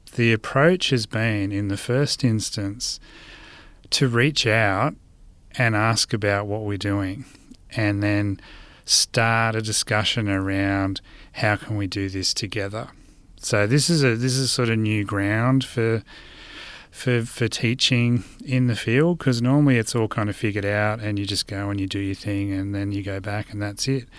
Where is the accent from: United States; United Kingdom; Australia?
Australia; Blue Mountains, New South Wales; moved away as an adult; now in southeast Queensland, Australia; I grew up in Gundungurra and Doorag country in what's also known today as the Blue Mountains.